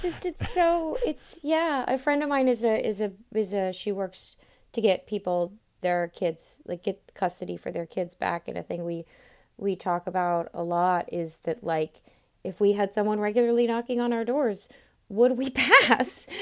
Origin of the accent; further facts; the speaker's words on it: Florida, United States; I'm from Florida